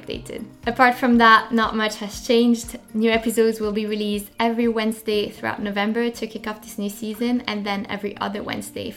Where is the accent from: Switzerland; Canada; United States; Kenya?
Switzerland; French-speaking Switzerland, Romandy; now in London, United Kingdom; I grew up in the French part of Switzerland, so that's where the accent is coming from.